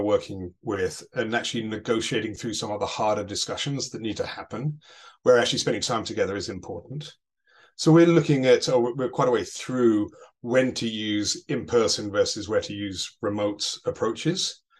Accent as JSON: {"language": "English", "town": "Chicago", "region": "Illinois", "country": "United States", "said": "You can tell by the accent I'm from Chicago."}